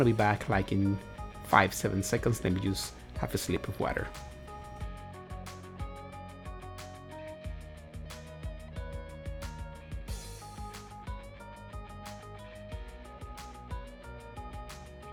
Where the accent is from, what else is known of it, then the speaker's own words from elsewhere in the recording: Dominican Republic; first language Spanish; English is a second language; moved away as an adult; now in United States; I am from the Dominican Republic. I was born over there. I was raised over there, and my family as well